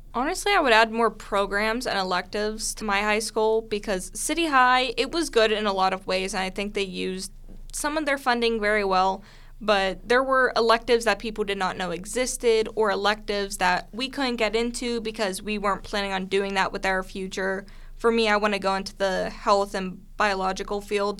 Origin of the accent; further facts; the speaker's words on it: Pittsburgh, Pennsylvania, United States; also born or lived in Clarion County, Pennsylvania; I moved back to Pittsburgh from Clarion County and I moved in with my dad to start my middle school